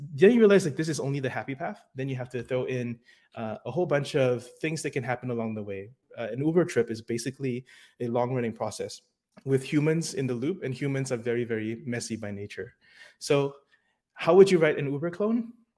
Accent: New York, United States; now in Seattle, United States; Hello, React New York. It is my hometown in the US, and I miss everyone back in New York. I am currently based in Seattle

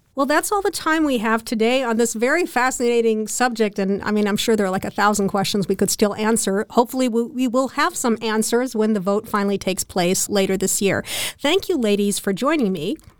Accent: United States; now in Berlin, Germany; I, as an American, can keep my original citizenship in addition to taking on the German one

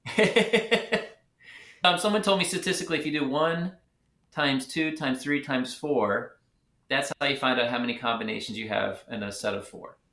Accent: Richmond, Virginia, United States; moved away as an adult; also born or lived in Philadelphia / Atlanta; now in Memphis, United States; I was born in Philadelphia. I grew up in Richmond, Virginia

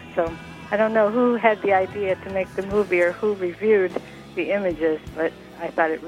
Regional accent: Illinois, United States; I'm calling from Brookfield.

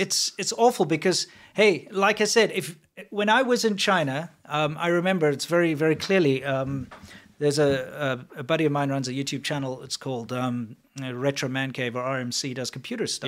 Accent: South Africa; moved away; I'm from South Africa

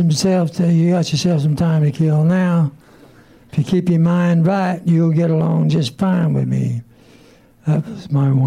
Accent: Kentucky, United States; No, I'm from Kentucky.

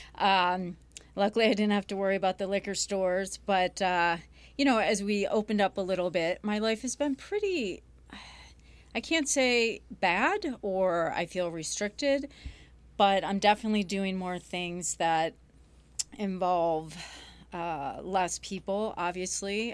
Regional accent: Grosse Pointe, Michigan, United States; I grew up here in Michigan, Grosse Pointe

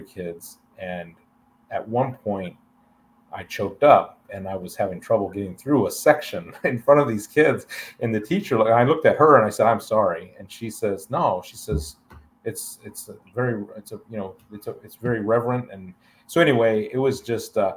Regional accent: Alliance, Ohio, United States; also born or lived in Enterprise, Alabama; I made the decision to move back to my hometown of Alliance, Ohio

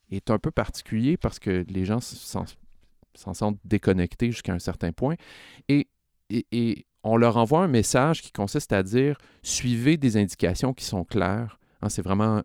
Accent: Laval, Quebec, Canada; j'ai grandi à Laval

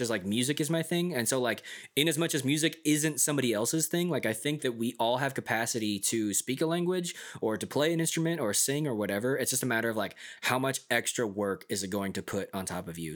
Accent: United States; first language English; also born or lived in South Korea

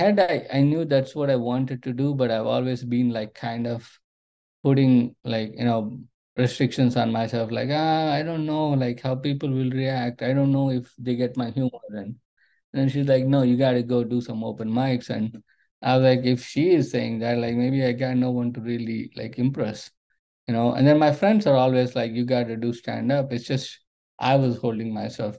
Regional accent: India; moved away as an adult; now in United States; when I grew up in India

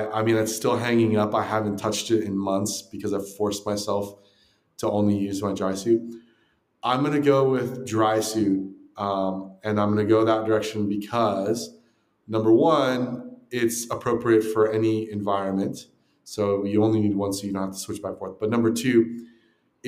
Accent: Southern California, United States; moved away; also born or lived in Texas; I grew up in Southern California.

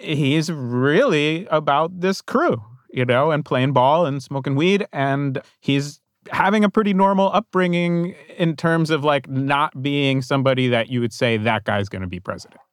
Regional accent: New Jersey, United States; I grew up in New Jersey in the nineteen eighties

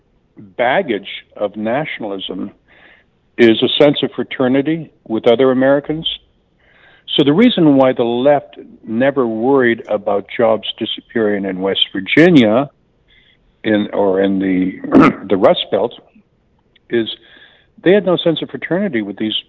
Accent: Canada; now in United States; I'm from Canada originally

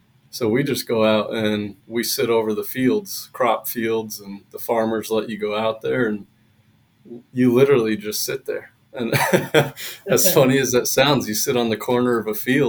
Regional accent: Pennsylvania, United States; now in Arizona, United States; Pennsylvania, originally

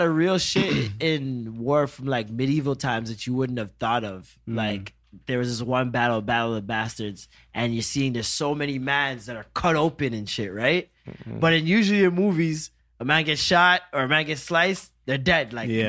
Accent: Jamaica

